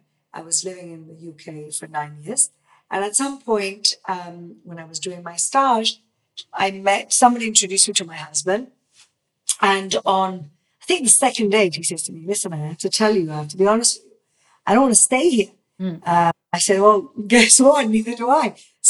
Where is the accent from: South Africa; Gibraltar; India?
Gibraltar; first language Spanish and English; moved away as an adult; also born or lived in England; now in Israel; I grew up in Gibraltar.